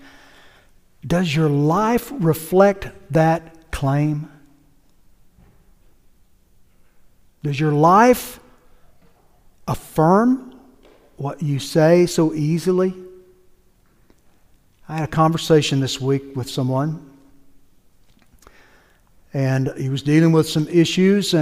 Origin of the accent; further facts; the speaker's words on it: United States; I'm an American